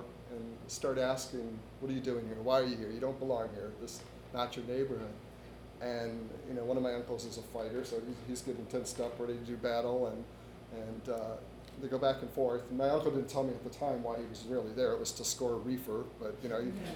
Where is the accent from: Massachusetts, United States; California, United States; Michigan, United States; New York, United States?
Michigan, United States; Detroit; growing up in Detroit in the early 70s